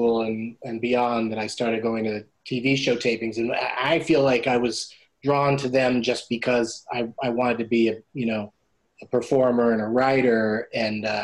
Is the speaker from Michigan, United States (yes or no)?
no; San Diego, California, United States; I grew up in San Diego.